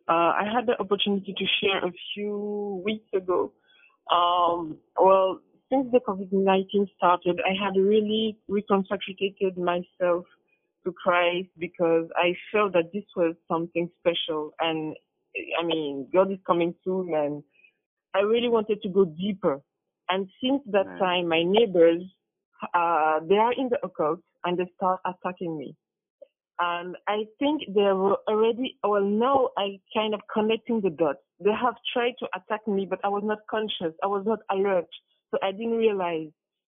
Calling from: France; I'm calling from France, actually.

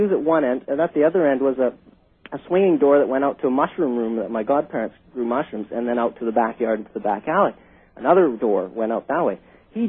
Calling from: Vancouver, British Columbia, Canada

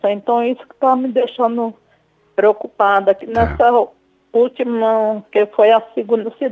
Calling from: São Paulo, Brazil; Vou falar aqui do Jardim Paraná, São Paulo.

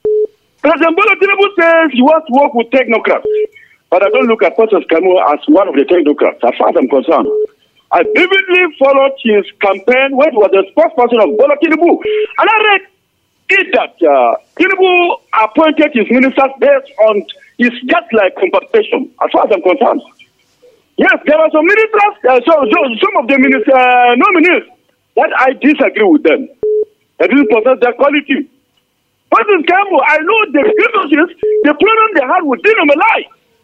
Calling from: Nigeria; I'm calling from Angorokuba, the voice of Angorokuba.

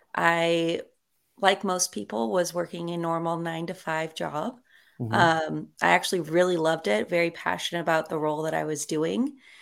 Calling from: Long Beach, California, United States; I am located in Long Beach, California.

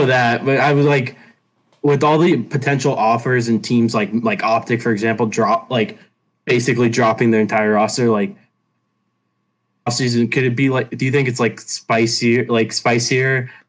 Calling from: Boca Raton, Florida, United States; Boca Raton, Florida.

